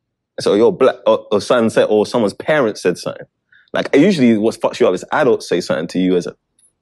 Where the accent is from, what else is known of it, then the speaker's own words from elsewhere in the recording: England, United Kingdom; It just reminds you of being a kid in England.